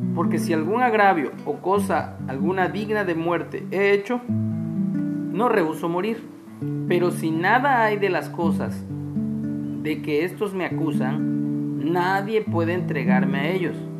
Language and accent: Spanish; Mexico; nuestros derechos como ciudadanos mexicanos